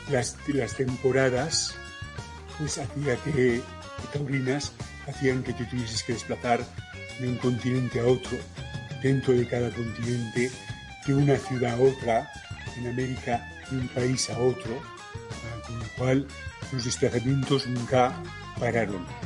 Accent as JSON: {"language": "Spanish", "country": "Panama", "tie": "born there", "said": "De hecho, yo nací en Panamá, pero la intención era que yo naciese"}